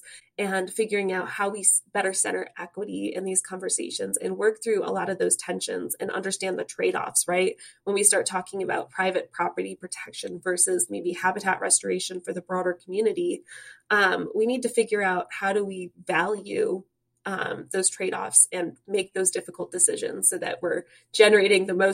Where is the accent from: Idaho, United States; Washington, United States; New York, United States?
New York, United States; Webster; moved away as an adult; now in Michigan, United States; I'm from upstate New York, the Rochester area. I grew up in Webster